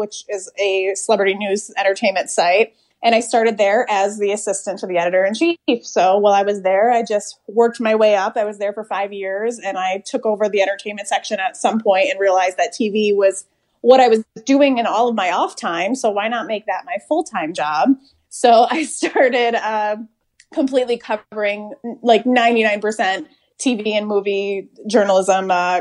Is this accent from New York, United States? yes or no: yes; Syracuse, New York, United States; I grew up outside of Syracuse, New York, which is where I am now, actually, spending some time inside with my family